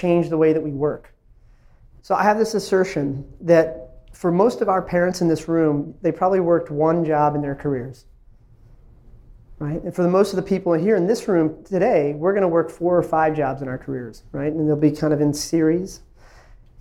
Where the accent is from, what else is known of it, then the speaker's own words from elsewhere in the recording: Ashburn, Virginia, United States; also born or lived in India; I was an immigrant from India. I moved to a small town called Ashburn, Virginia, when I was little town of 8,000 people when I moved there